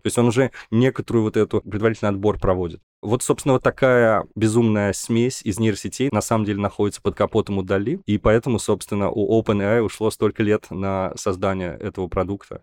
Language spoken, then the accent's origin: Russian; Nizhny Novgorod, Nizhny Novgorod Oblast, Russia; из моего родного города Горького